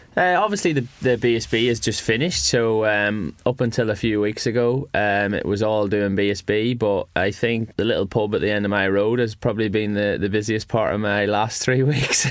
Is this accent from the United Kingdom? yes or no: yes; Northern Ireland, United Kingdom; now in West Yorkshire, United Kingdom